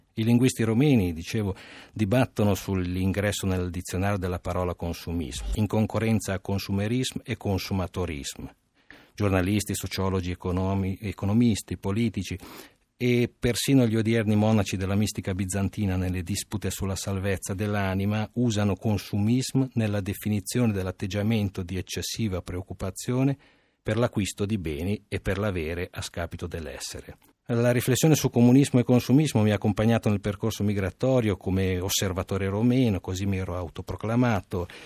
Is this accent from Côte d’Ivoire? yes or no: no; Romania; now in Italy; da romeno